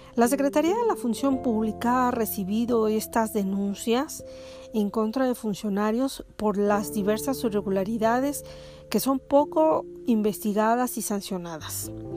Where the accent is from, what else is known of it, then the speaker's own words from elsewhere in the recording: Mexico; como mexicanos y como ciudadanos